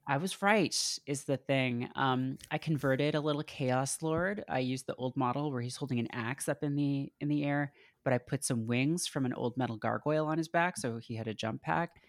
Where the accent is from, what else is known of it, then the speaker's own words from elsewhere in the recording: Canada; I grew up in Canada in, you know, the nineties